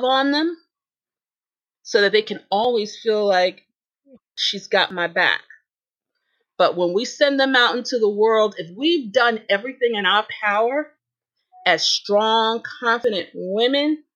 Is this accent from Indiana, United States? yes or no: no; New York City, New York, United States; I'm from Brooklyn. In Brooklyn, we said, forget about it.